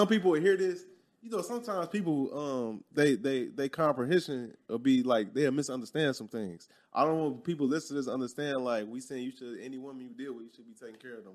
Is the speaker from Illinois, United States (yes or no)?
yes; Chicago, Illinois, United States; moved away; growing up in Chicago